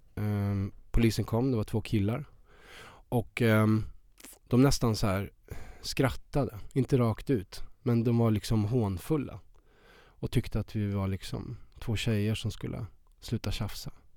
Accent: Värmland, Sweden; moved away as an adult; now in Stockholm, Sweden; kommer jag från Värmland. Jag var 19 år och eh, han bodde i Stockholm. Så jag flyttade ju upp hit eh, till honom.

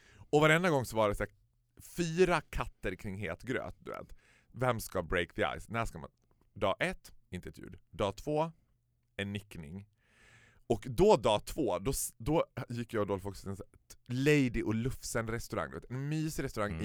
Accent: Sweden; Vi är svenskar

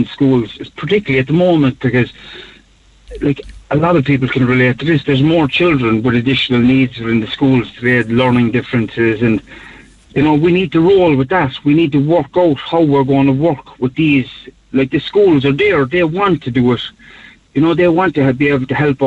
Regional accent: Cork, Munster, Ireland; I grew up in Knocknaheeny in the north side of the city

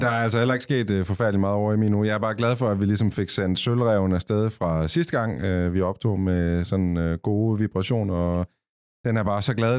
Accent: Copenhagen, Capital Region of Denmark, Denmark; nu er vi jo fra København

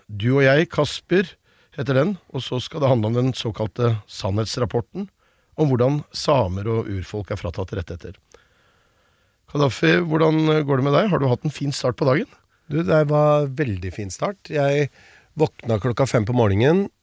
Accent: Buskerud, Norway; moved away; also born or lived in United States; Jeg er jo født og oppvokst i Buskerud og har liksom stemmen jeg har.

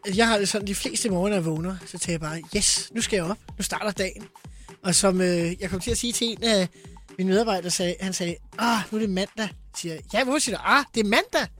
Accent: Farum, Capital Region of Denmark, Denmark; jeg er jo fra Farum

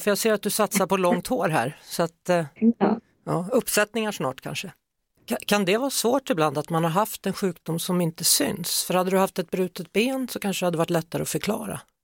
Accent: Skövde, Västra Götaland, Sweden; jag är från Skövde

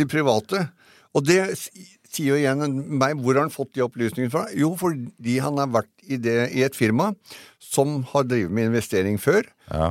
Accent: Eastern Norway, Norway; Her nede på Østlandet

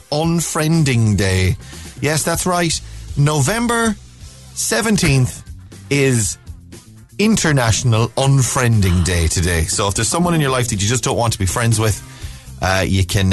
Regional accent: Ballina, Connacht, Ireland; moved away as an adult; my hometown

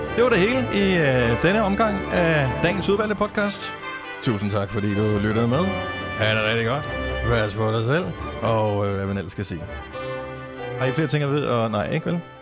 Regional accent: Denmark; vi er her i Danmark

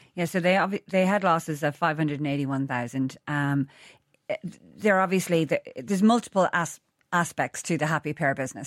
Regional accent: Ireland; moved away as an adult; also born or lived in London; being Irish away

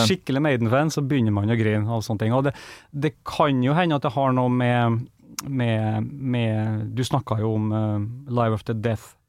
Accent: Kristiansund, Møre og Romsdal, Norway; hjemme i Kristiansund

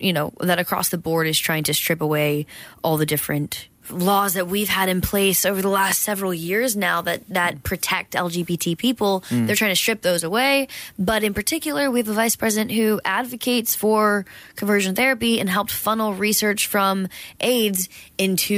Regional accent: Georgia, United States; moved away; also born or lived in Los Angeles; I grew up in Georgia in a small town

